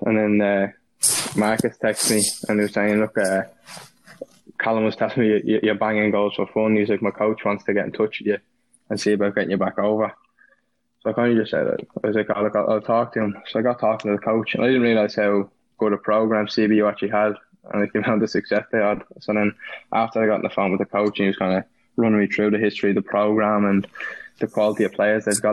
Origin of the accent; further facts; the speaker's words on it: Ireland; moved away; also born or lived in Indiana / Florida; I was Irish